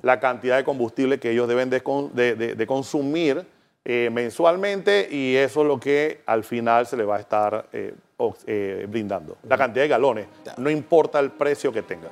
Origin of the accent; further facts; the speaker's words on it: Panama; nosotros como panameños